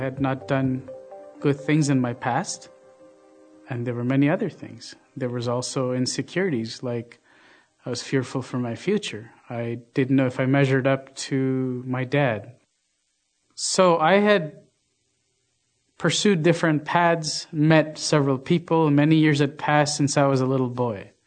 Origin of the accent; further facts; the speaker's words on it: India; When I was a little boy growing up in India, my mom told me that God was a very personal God.